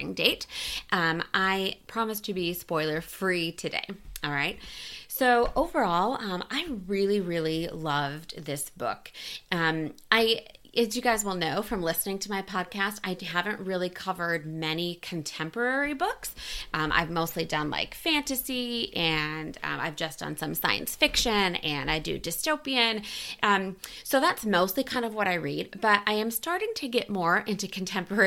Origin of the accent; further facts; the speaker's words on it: United States; I am also American